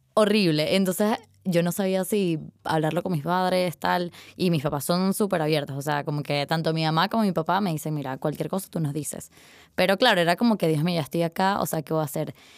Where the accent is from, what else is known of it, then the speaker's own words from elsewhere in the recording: Caracas, Capital District, Venezuela; moved away as an adult; now in Madrid, Spain; me fui de Caracas